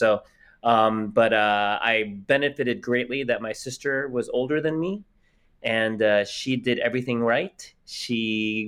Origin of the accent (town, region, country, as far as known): Springfield, Virginia, United States; born or raised there; also born or lived in Philippines / New York City